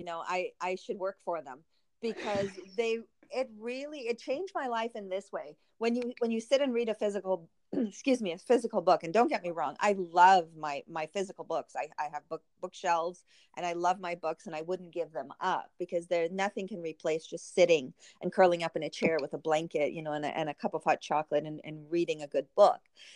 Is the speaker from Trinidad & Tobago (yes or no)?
yes; Trinidad & Tobago; moved away; my home country of Trinidad